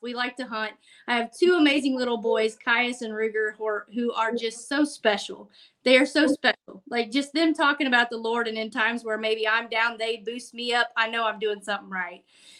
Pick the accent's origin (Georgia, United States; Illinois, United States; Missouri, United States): Missouri, United States; Northern; I'm from Northern Missouri. I am a woman after God's heart.